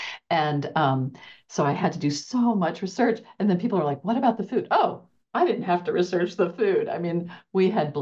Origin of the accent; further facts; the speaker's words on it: Oklahoma, United States; I grew up in Oklahoma, and my parents grew up in Erie.